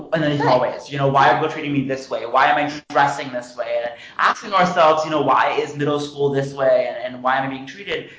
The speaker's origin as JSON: {"language": "English", "town": "Princeton", "region": "New Jersey", "country": "United States", "said": "being from Princeton, New Jersey"}